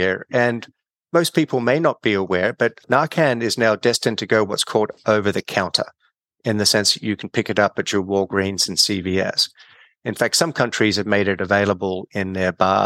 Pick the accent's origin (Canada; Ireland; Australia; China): Australia; moved away as an adult; also born or lived in California; I'm Australian. I started my career back at Sydney University undergrad